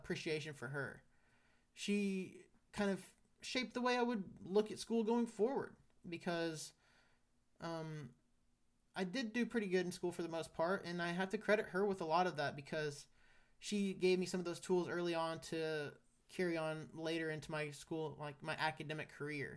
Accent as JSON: {"language": "English", "town": "Great Bend", "region": "Kansas", "country": "United States", "tie": "born or raised there", "moved": "yes", "said": "I was happy to grow up in Kansas"}